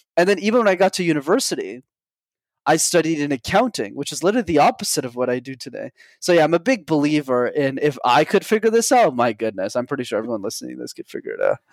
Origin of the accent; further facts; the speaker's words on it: Montreal, Quebec, Canada; I grew up in Montreal, Canada. I'm still based there